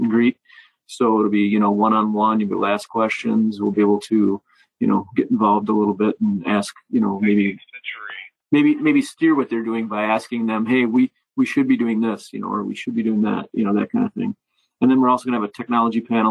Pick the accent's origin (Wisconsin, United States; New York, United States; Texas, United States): Wisconsin, United States; I am from Wisconsin after all